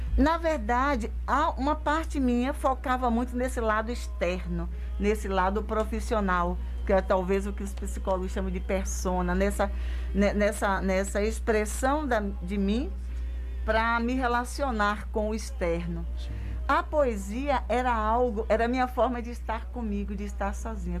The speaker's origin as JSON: {"language": "Portuguese", "country": "Brazil", "tie": "born or raised there", "said": "Eu nasci em Tarantim, nasci na roça do meu avô, depois eu fui para a cidade bem pequenininha"}